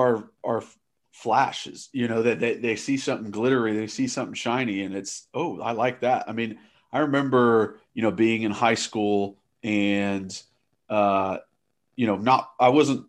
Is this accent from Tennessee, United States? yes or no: yes; Knoxville, Tennessee, United States; I was from Knoxville. I was a Tennessee fan growing up.